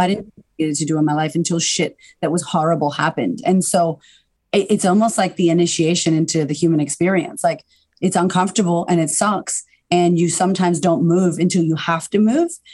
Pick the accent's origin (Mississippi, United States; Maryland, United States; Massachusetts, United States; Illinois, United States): Massachusetts, United States; Boston; moved away as an adult; now in Melbourne, Australia; I'm originally from America, uh, from Boston, and I just I had a really turbulent upbringing